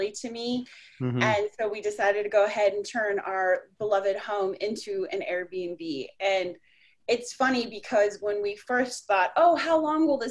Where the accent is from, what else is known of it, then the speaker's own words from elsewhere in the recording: Colorado, United States; moved away as an adult; also born or lived in Orlando; now in South Florida, United States; I grew up in Colorado